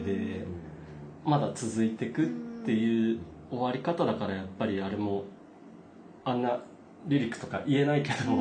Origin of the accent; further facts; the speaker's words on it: Nagano, Japan; moved away as an adult; now in Tokyo, Japan; 長野県っていう田舎で生まれ育って